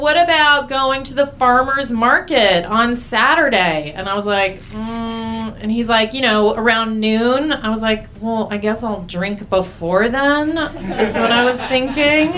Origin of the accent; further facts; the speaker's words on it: New York City, New York, United States; moved away; also born or lived in San Francisco / Los Angeles; Roosevelt Island.